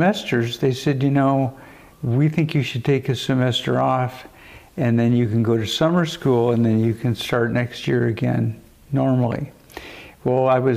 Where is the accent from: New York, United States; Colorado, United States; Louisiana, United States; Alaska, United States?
Colorado, United States; Denver; also born or lived in Chicago / Dallas / California; now in Boulder, United States; I grew up in Denver